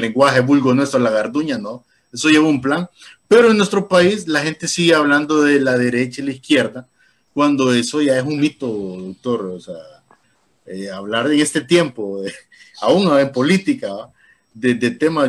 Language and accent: Spanish; Tegucigalpa, Francisco Morazán, Honduras; cuando yo me crié en Teus